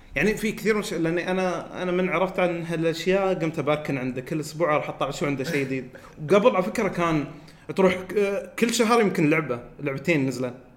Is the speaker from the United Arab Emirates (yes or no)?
yes; Al Ain, Abu Dhabi, United Arab Emirates; عندنا المول في في العين